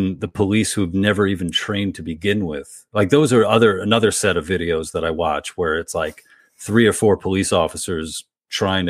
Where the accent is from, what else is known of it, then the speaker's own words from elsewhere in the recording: New York, United States; when I was growing up in New York